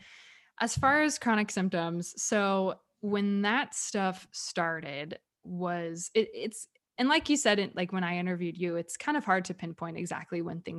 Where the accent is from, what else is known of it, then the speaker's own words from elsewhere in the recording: California, United States; born there; now in Dallas, United States; Like Justin was born in New York, actually. He was born in upstate New York and I was born in California.